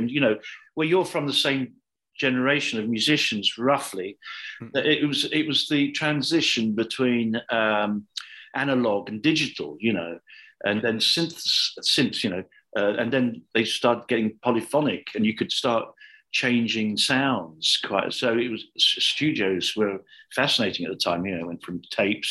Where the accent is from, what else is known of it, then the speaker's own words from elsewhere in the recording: London, United Kingdom; I was born there, and I always wanted to be English. You know, when you're growing up in England at that time